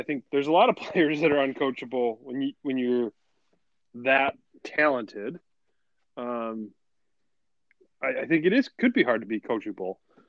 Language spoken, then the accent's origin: English; Chicago, Illinois, United States; I grew up in the Jordan era, and I grew up in Chicago, so for the Chicagoland area, so I'm going to be biased.